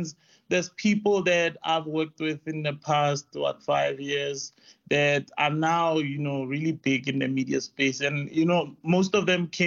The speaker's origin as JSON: {"language": "English", "town": "Rustenburg", "region": "North West", "country": "South Africa", "tie": "born or raised there", "also_born_or_lived": "Johannesburg", "moved": "as an adult", "said": "I grew up in Rustenburg, and then I came around Johannesburg to actually go study film around 2008."}